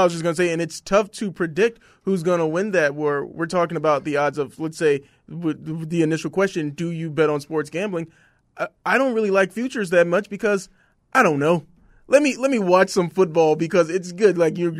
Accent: Vallejo, California, United States; This is from the 707. I'm from Vallejo.

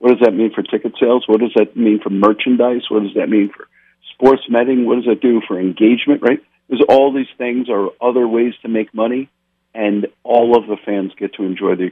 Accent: East Coast, United States; I grew up on the East Coast

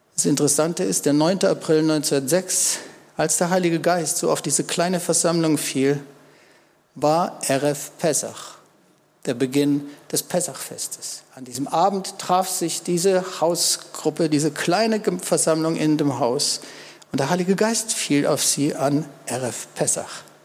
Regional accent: Germany; Wir wissen das als Deutsche

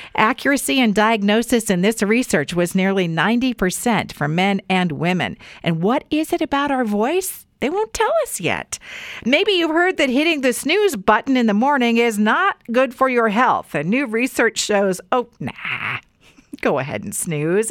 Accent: Weiser, Idaho, United States; a kiddo growing up in Weezer

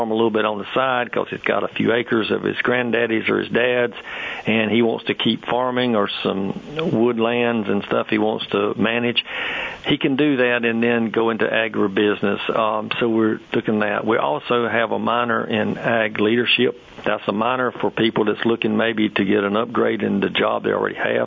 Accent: Sampson County, North Carolina, United States; also born or lived in Brevard, North Carolina; I was from Sampson County, so I moved back home at that time

